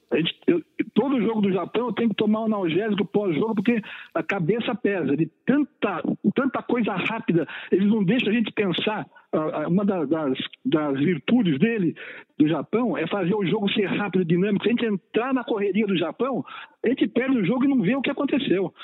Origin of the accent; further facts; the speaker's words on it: São Roque, São Paulo, Brazil; quando eu era criança pequena lá em São Roque